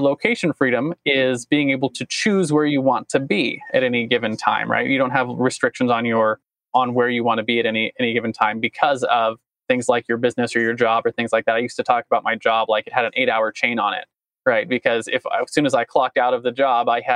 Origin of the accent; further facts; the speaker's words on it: United States; I stand proud as an American